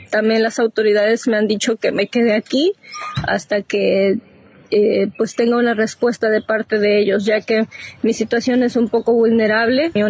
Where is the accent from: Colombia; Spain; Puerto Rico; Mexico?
Mexico; Yo soy una mexicana que estuvo en la zona de conflicto.